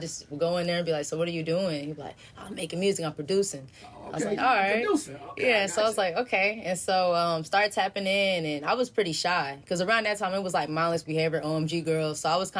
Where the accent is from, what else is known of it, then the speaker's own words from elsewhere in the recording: Grand Prairie, Texas, United States; I'm from Grand Prairie, Texas.